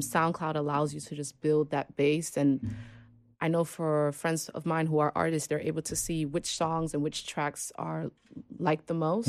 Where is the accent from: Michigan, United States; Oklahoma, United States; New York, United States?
New York, United States; I am originally from New York, born and raised Washington Heights